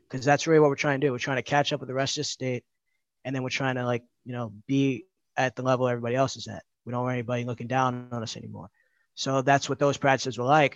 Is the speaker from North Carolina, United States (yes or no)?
no; New York City, New York, United States; I grew up in the Bronx. I still live there